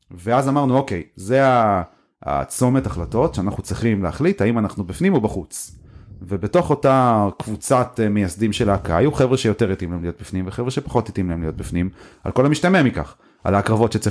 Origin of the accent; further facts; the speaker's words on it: Haifa, Haifa District, Israel; אני ופולק למדנו באותו בית ספר, אה, בית ספר הרצל בחיפה.